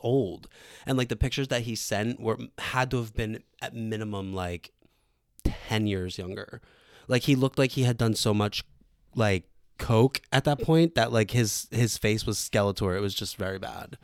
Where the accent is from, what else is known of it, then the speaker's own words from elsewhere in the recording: Philadelphia, Pennsylvania, United States; I grew up in Northeast Philly